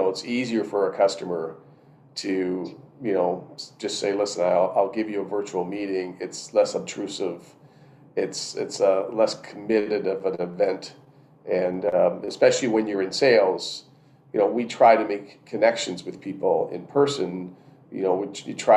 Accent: Canada

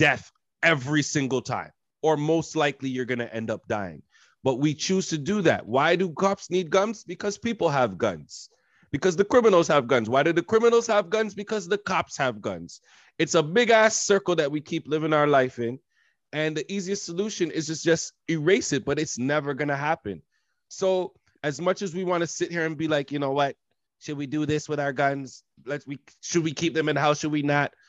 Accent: Canada; we're from Canada.

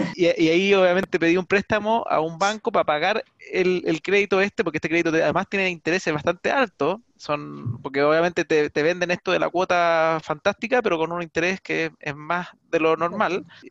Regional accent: Chile; nosotros como chilenos somos muy de invertir de repente

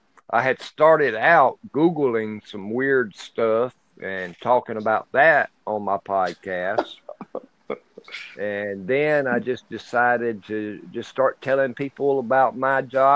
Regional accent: Plains, Georgia, United States; I'm from Plains, Georgia.

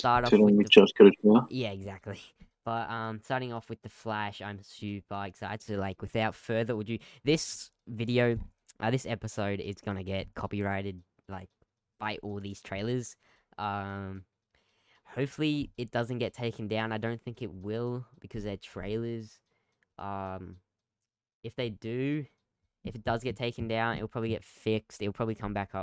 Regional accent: Australia; we're Australian

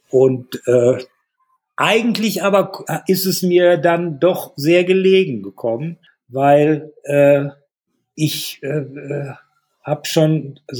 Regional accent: Hallenberg, North Rhine-Westphalia, Germany; born there; Die waren evakuiert ins Sauerland und äh, deshalb bin ich dann 1946 in Hallenberg zur Welt gekommen, wo meine Eltern noch waren.

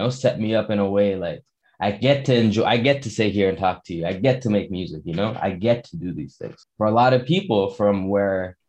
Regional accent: Toronto, Ontario, Canada; also born or lived in Montreal, Quebec; I was born in Montreal, Quebec, and we moved to Toronto

